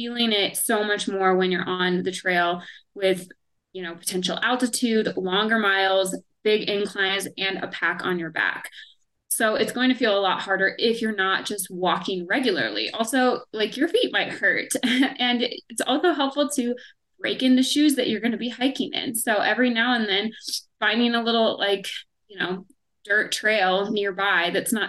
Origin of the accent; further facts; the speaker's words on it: Indiana, United States; now in Colorado, United States; where I grew up in Indiana